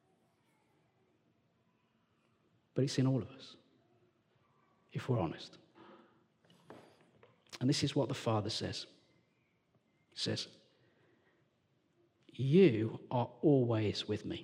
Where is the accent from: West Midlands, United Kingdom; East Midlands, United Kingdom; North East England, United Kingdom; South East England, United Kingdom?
West Midlands, United Kingdom; Walsall; also born or lived in London; now in Sheffield, United Kingdom; I'm from Warsaw in the West Midlands.